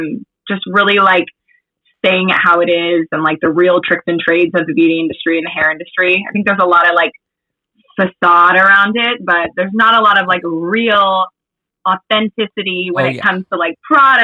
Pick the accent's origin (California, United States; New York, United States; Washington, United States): California, United States; Valencia; also born or lived in Arizona; I grew up in Valencia in the Valley, Santa Clarita Valley, moved to Arizona for 2 years and then grew up, I feel like in Northern California